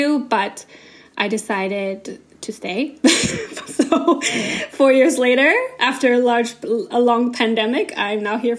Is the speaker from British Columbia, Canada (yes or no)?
yes; British Columbia, Canada; now in Germany; I am Canadian, so I moved to Germany 10 years ago, officially, like, 10 years ago, 2014 or 2013.